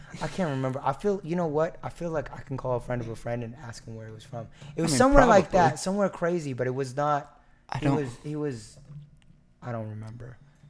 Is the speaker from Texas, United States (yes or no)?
yes; Pottsboro, Texas, United States; Yeah, like, no, I literally everyone that I grew up with in Pottsboro was Caucasian. It was crazy. I mean, like, Sherman and Dennison had mixed races